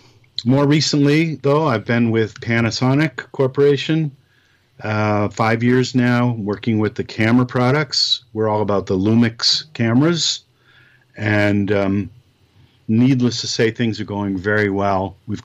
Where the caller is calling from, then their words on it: Connecticut, United States; I'm actually calling right from my home here in Connecticut.